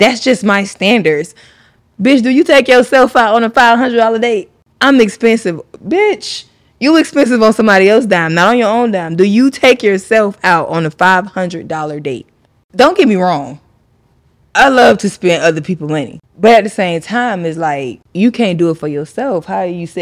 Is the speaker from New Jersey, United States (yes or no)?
no; Broward County, Florida, United States; from Broward County, Florida